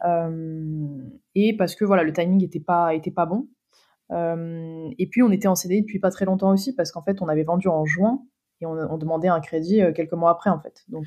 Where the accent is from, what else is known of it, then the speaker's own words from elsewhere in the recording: Créteil, Île-de-France, France; j'ai grandi à Créteil. Mes parents ils y sont encore